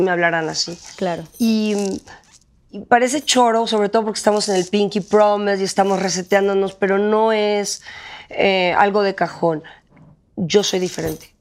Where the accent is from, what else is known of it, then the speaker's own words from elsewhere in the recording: Mexico; moved away as an adult; me tuve que salir de …, me tuve que salir de México para creer en mí